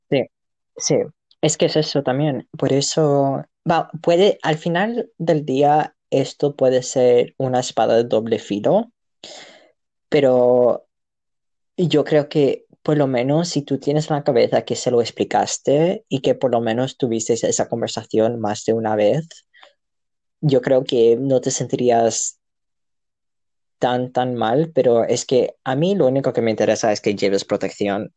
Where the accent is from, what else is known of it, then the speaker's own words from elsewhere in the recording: Andalusia, Spain; accent: Andalusian; also born or lived in Canada / Chile; El, andaluz no tiene su lenguaje, simplemente que nos comemos un montón de palabras